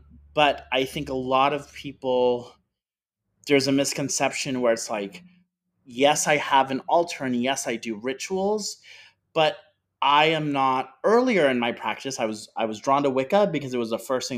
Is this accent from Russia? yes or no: no; South Florida, United States; I grew up in South Florida.